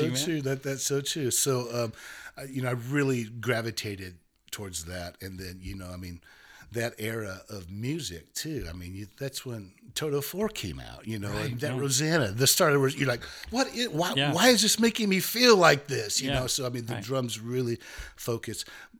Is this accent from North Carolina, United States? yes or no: no; Pope Valley, California, United States; I was probably about 2.5-3 hours from San Francisco, but in the Bay Area. I was at the bottom of the redwoods up there, very rural place.